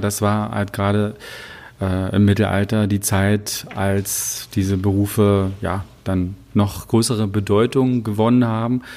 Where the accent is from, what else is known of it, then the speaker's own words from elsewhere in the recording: Wittenberg, Saxony-Anhalt, Germany; now in Czech Republic; zu Hause in Sachsen-Anhalt, zumindest nicht da, wo ich herkomme, in Wittenberg